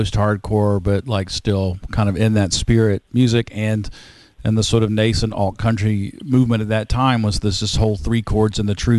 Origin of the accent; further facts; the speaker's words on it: Rockingham County, North Carolina, United States; I grew up in Rockingham County, same county as B.J. Barham